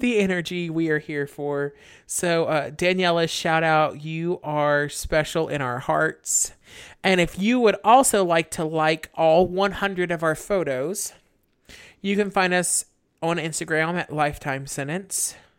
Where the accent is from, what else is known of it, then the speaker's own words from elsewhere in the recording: the South, United States; we're from the South